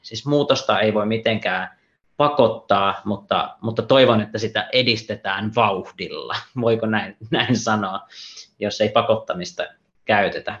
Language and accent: Finnish; Central Finland, Finland; now in Espoo, Finland; mä itse olen, olen kotoisin Keski-Suomesta